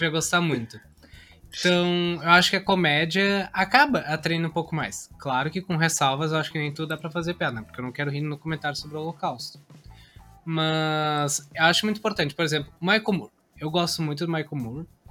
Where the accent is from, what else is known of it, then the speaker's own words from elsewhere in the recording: Caxias do Sul, Rio Grande do Sul, Brazil; eu sou de Caxias do Sul, lá tem muitas empresas grandes